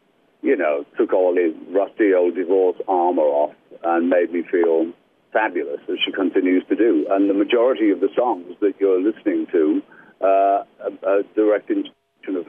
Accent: United Kingdom; accent: British; now in United States; I'm still British to the core. I can't get rid of the accent to save my life.

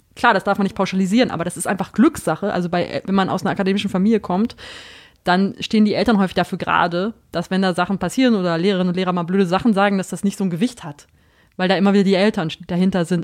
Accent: North Rhine-Westphalia, Germany; ich komme auch aus Ostwestfalen, wo man doch die Tendenz hat, extrem direkt zu sein

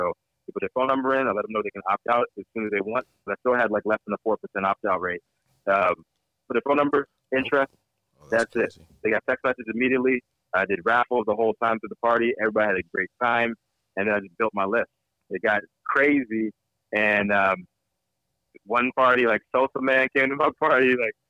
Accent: East Coast, United States; now in California, United States; I'm a hustler. I'm from the East Coast. Me and my East Coast guys.

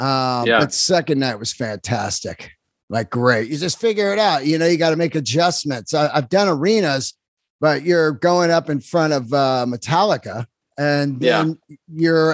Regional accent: San Francisco, California, United States; I grew up in San Francisco.

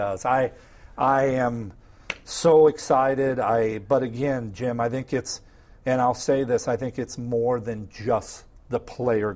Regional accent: Midwest, United States; growing up in the Midwest

